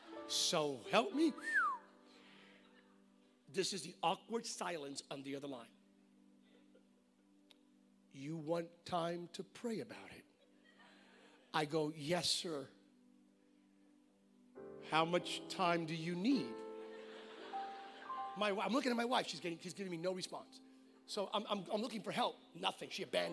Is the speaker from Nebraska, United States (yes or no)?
no; California, United States; I'm from California.